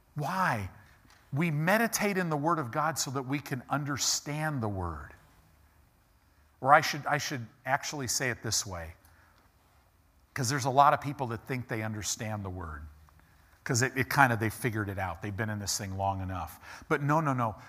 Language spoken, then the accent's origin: English; United States; we as American Christians